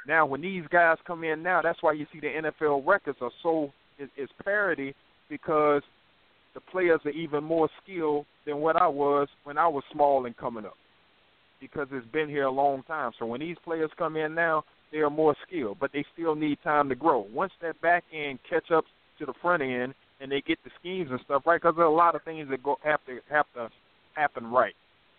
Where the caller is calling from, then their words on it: North Carolina, United States; I'm calling from North Carolina.